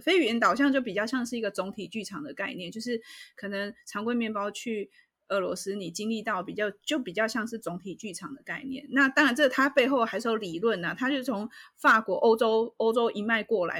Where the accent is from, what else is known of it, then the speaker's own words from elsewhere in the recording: Taiwan; 那像我们台湾人